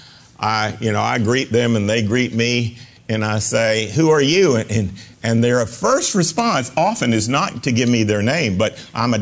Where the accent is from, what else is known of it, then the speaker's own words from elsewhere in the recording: North Carolina, United States; growing up in North Carolina is that the Methodists and the Baptists were death and taxes against gambling